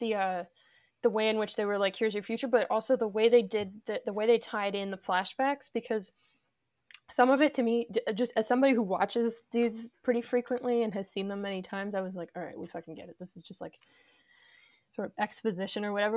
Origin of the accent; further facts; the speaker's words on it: Arlington, Virginia, United States; We're both from Arlington